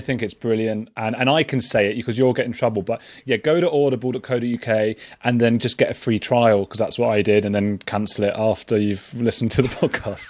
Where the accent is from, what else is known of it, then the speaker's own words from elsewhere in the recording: England, United Kingdom; we're English